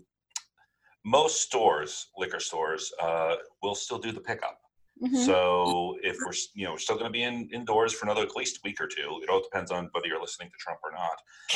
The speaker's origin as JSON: {"language": "English", "region": "New York", "country": "United States", "tie": "born or raised there", "said": "I grew up in a New York Italian family"}